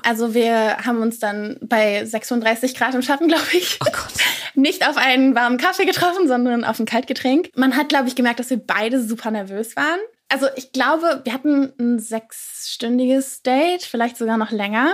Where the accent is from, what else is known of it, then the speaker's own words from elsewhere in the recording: near Cologne, North Rhine-Westphalia, Germany; ich komme aus der Nähe von Köln